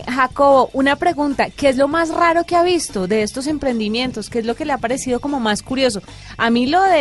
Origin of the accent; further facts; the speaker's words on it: Cali, Valle del Cauca, Colombia; accent: caleño; maximizan nuestro acento y nosotros tampoco hablamos tan arrastrado, ve.